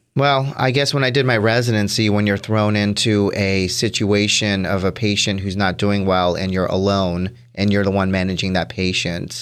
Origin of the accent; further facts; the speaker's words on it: Orlando, Florida, United States; I am from Orlando, Florida, born and raised